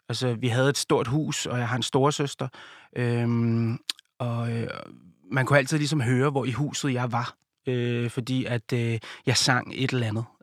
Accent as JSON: {"language": "Danish", "town": "Viby Sjælland", "region": "Zealand", "country": "Denmark", "tie": "born or raised there", "said": "byen, der hvor jeg kommer fra, Viby Sjælland"}